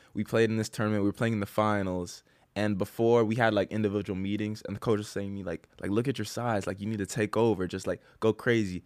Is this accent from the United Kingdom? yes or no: no; Titusville, Florida, United States; also born or lived in Cocoa Beach, Florida; I'm from Titusville, Florida